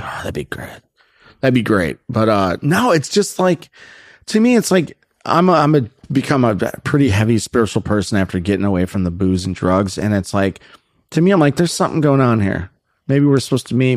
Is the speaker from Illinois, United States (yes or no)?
yes; Naperville, Illinois, United States; moved away as an adult; now in Los Angeles, United States; I'm actually from Naperville